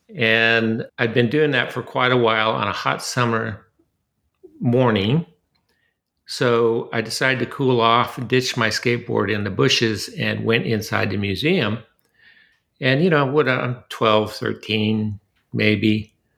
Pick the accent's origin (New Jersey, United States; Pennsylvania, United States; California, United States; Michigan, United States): California, United States; Southern; moved away as an adult; now in Austin, United States; I was born and raised in Southern California